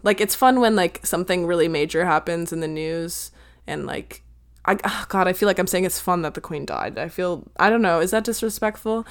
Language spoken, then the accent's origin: English; United States; I'm American